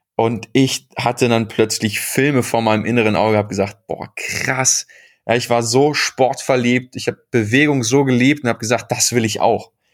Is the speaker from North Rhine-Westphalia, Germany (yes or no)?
yes; Bochum, North Rhine-Westphalia, Germany; ich bin im Herzen des Ruhrpots aufgewachsen. Äh, nicht nur in Bochum, sondern in Bochum-Wattenscheid